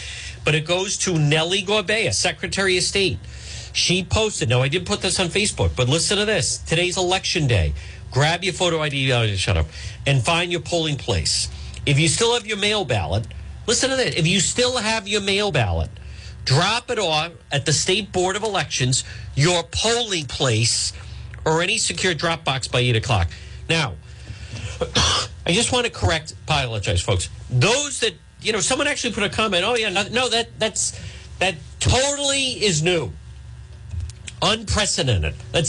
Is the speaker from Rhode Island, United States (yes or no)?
yes; Rhode Island, United States; I'm from the Ocean State.